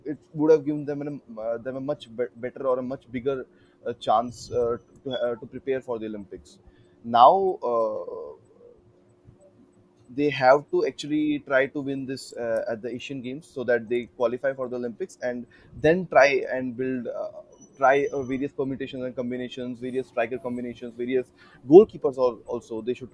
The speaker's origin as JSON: {"language": "English", "country": "India", "said": "as an Indian"}